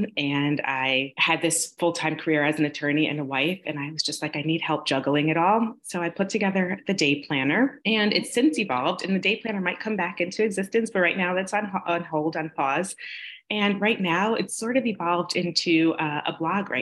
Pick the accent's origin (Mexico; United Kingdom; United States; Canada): United States; New York; moved away as an adult; now in Los Angeles, United States; My husband and I grew up together in New York, and he moved out to Los Angeles before I did